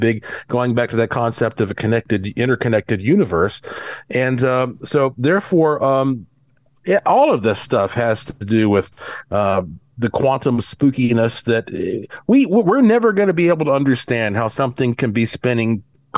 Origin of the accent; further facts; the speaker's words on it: Asheville, North Carolina, United States; moved away as an adult; also born or lived in Caribbean; now in Las Vegas, United States; when I was growing up in Western North Carolina